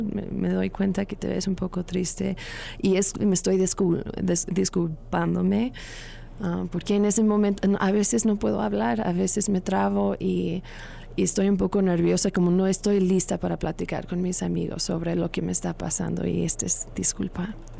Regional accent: Long Beach, California, United States; Spanish is a second language; moved away as an adult; now in Mexico City, Mexico; Long Beach, California

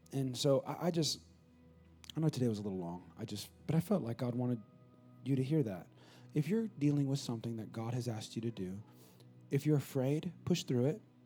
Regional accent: California, United States; moved away as an adult; now in San Antonio, United States; my hometown in California, which I know I'm from California

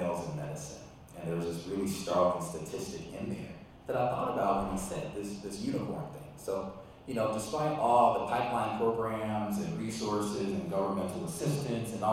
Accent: Calumet Park, Illinois, United States; So I remember growing up, it was kind of a little bit of a booming town

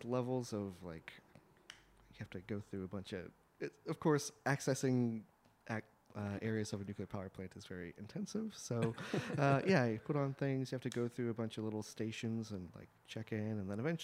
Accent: St. Louis, Missouri, United States; moved away as an adult; also born or lived in New Mexico; I lived in St. Louis until I was 18 and then went off to college

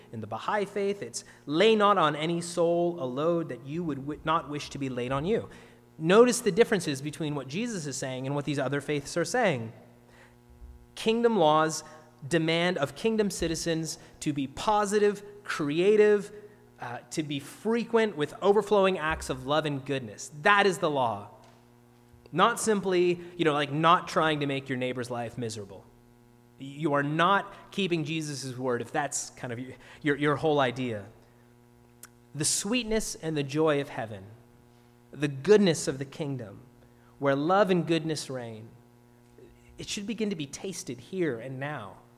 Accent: Ontario, Canada; now in Nova Scotia, Canada; I'm from Ontario, of course

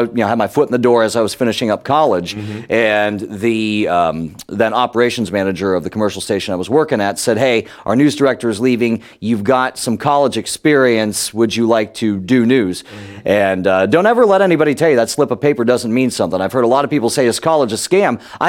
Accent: Youngstown, Ohio, United States; And I'm originally from Youngstown, Ohio, which is right between Cleveland and Pittsburgh.

